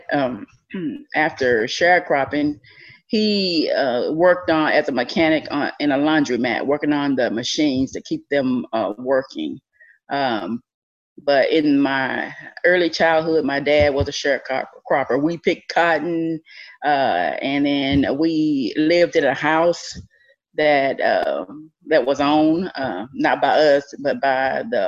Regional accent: Rutherford, Tennessee, United States; also born or lived in Dresden, Tennessee; I grew up in Rutherford, Tennessee.

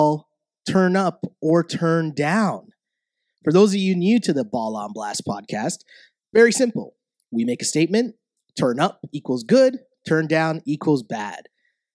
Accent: Canada; as a Canadian.

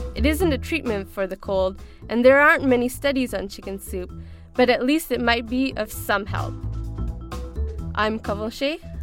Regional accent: Pakistan; growing up in Pakistan, we had a similar home remedy

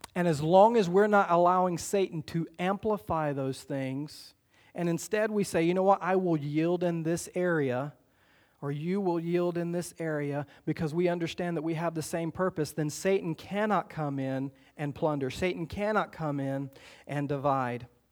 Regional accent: the South, United States; growing up in the South

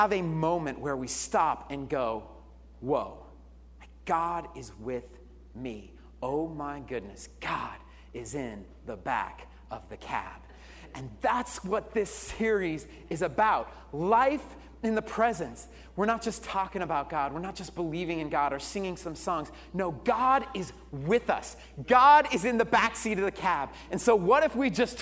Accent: Colorado, United States; moved away; I was born and raised in Colorado

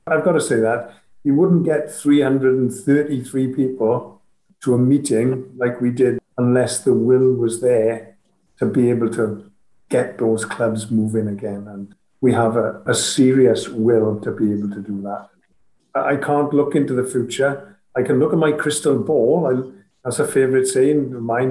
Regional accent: Wales, United Kingdom; as a Welsh nation

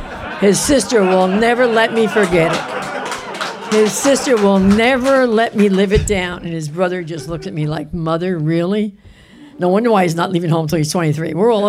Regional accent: Florida, United States; I come from Florida.

